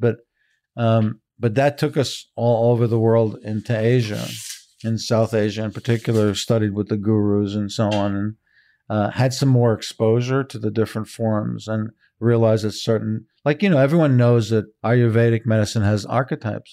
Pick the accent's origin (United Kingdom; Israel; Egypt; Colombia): Israel; now in San Francisco, United States; I was born in Israel, but my parents are European.